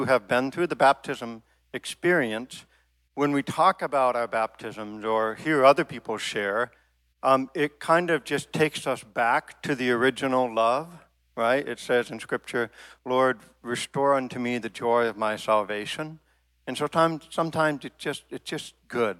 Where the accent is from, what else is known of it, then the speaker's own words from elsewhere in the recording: Maine, United States; I grew up in Maine